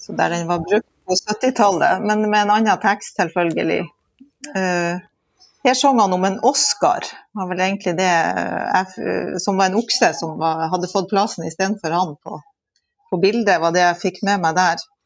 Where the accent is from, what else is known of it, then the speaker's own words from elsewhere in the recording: Lødingen, Nordland, Norway; moved away as an adult; now in Steigen, Norway; Jeg er fra Vestbygda i Lødingen